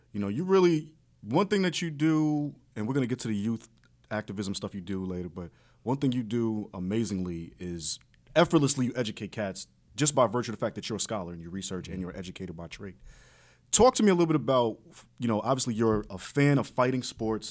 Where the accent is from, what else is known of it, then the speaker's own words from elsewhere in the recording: New York, United States; I'm from New York.